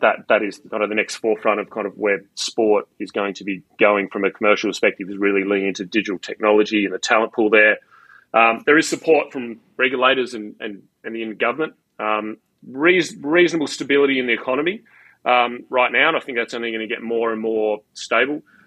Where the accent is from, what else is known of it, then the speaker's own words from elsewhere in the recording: Australia; Australia is just you know I, it's it's my home country.